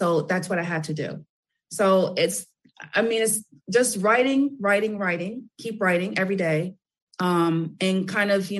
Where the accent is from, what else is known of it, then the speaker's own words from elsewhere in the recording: New York City, New York, United States; I'm from Brooklyn